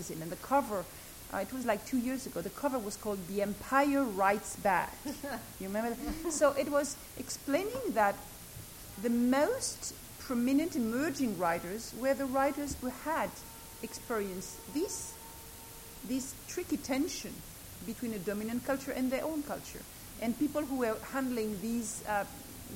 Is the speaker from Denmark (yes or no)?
no; Algeria; I'm a Jew from North Africa, having been colonized by the French